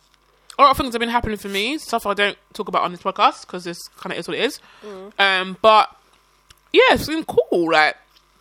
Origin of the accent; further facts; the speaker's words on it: London, United Kingdom; I'm from South